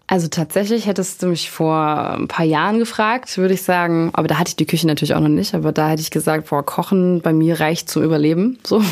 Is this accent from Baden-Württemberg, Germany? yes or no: yes; near Backnang, Baden-Württemberg, Germany; ein paar Kilometer weiter nur aus, also in der Nähe von Backnang